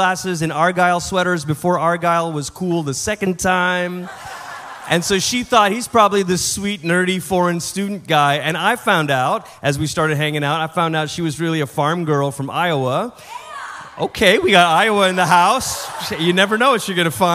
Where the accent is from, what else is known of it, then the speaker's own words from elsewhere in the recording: Malaysia; first language English; moved away as an adult; also born or lived in Portland, Oregon, United States; now in United States; I'm originally from Malaysia. That's where I'm from. That's where I was born. That's where I grew up.